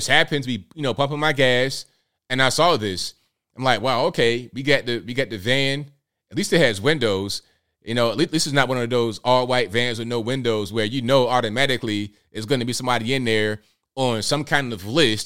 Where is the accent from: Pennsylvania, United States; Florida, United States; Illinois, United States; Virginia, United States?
Virginia, United States; Newport News; we came from West Virginia to Virginia in a small mobile home. Parked it right there in the hood in Newport News